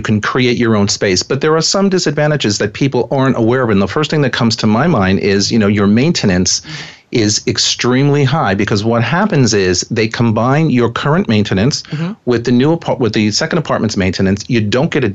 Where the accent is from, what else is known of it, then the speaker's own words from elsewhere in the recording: New York City, New York, United States; as a New Yorker